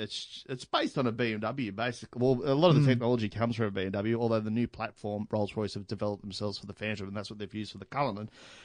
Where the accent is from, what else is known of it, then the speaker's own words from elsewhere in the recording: Australia; we're Australian.